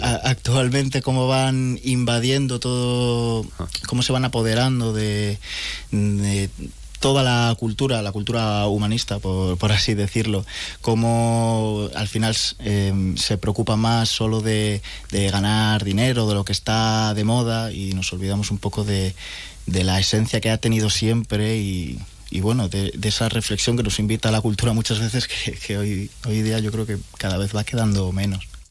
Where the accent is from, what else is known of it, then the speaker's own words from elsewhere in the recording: León, Castile and León, Spain; moved away as an adult; also born or lived in Madrid / Jerez; soy de León